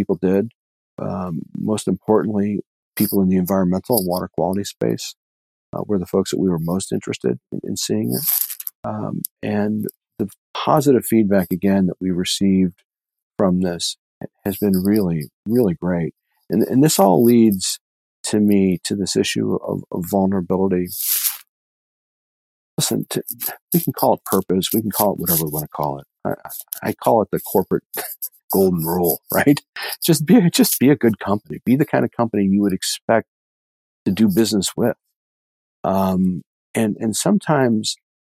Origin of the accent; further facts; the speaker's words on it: United States; I grew up on Lake Erie